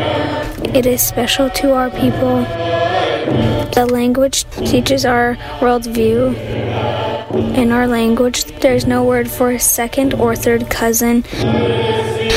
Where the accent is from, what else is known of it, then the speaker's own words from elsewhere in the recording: Powell River, British Columbia, Canada; I am from the Tla'amin Nation. My people live in Powell River, BC.